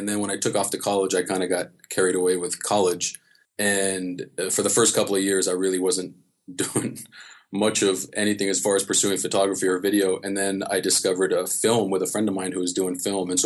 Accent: Los Angeles, California, United States; I grew up in Los Angeles and Santa Monica and Venice and that was my stomping grounds my whole life

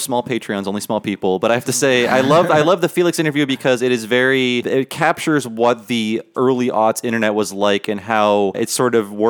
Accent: Ohio, United States; growing up in Ohio.

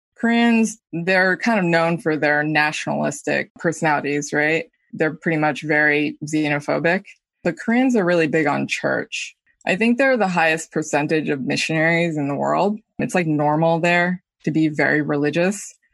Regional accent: New York, United States; Me and my brother grew up in the tri-state area

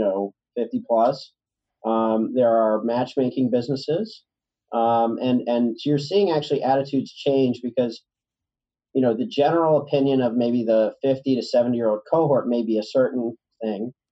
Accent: Richmond, Virginia, United States; now in New York, United States; I'm from Richmond, Virginia

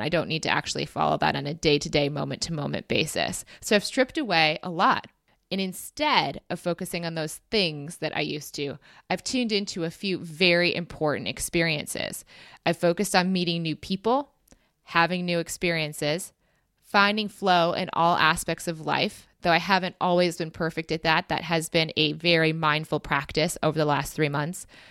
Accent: United States; as an American

